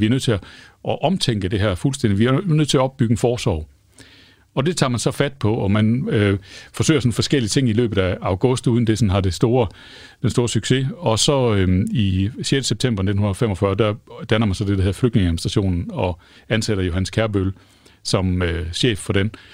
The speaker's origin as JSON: {"language": "Danish", "country": "Denmark", "said": "som danskere"}